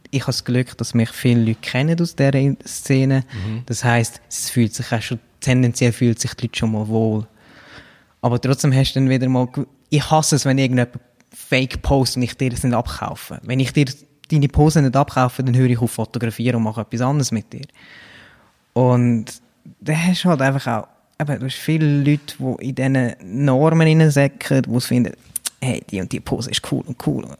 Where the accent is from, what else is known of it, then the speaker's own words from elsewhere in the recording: Brugg, Aargau, Switzerland; moved away as an adult; also born or lived in Zurich / London; Ich bin Aargauer